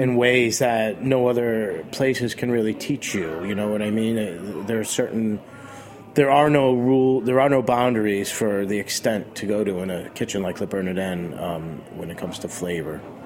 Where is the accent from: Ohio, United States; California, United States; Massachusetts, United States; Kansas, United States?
Massachusetts, United States; Boston; also born or lived in Rockport, Massachusetts; now in New York City, United States; I was born in Boston